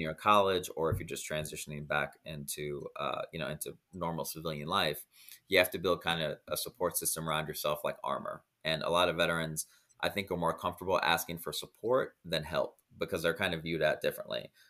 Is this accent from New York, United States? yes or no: no; Iowa, United States; moved away as an adult; now in Dominican Republic; I grew up in Iowa and now I live in the Dominican Republic